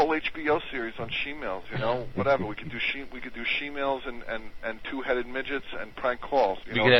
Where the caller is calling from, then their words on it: Long Island, New York, United States; I'm calling from Long Island.